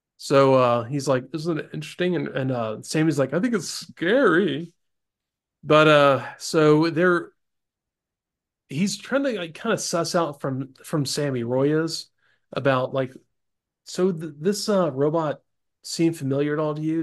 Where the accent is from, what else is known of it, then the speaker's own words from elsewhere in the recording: Florida Panhandle, United States; I grew up in Florida.